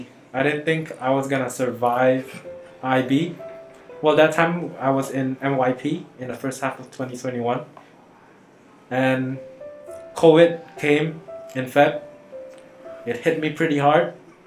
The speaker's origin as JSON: {"language": "English", "country": "Cambodia", "said": "I'm not American, I'm Cambodian."}